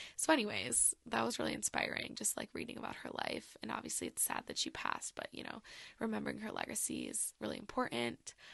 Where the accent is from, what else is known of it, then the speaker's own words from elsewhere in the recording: Michigan, United States; I'm from Michigan, you know, Great Lakes